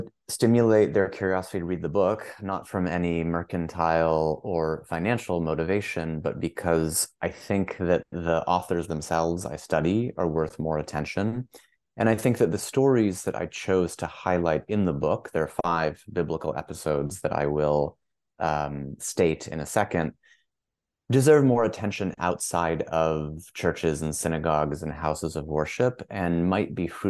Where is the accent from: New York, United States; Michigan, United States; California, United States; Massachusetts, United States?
Massachusetts, United States; a suburb of Boston; moved away as an adult; also born or lived in Portland, Oregon / Cambridge, United Kingdom / Philadelphia / Los Angeles; I grew up in a suburb of Boston, Massachusetts